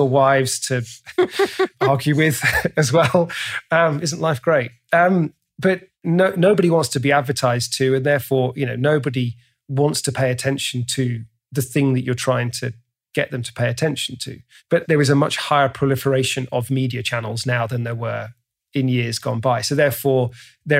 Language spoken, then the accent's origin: English; England, United Kingdom; I'm English